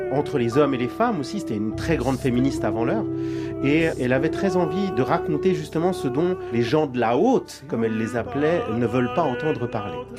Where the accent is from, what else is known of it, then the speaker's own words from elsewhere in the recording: Geneva, Switzerland; je suis né en Suisse, à Genève, de parents chiliens